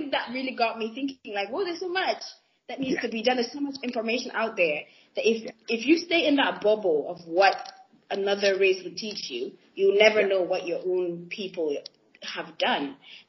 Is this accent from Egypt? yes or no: yes; Egypt; I'm from Egypt.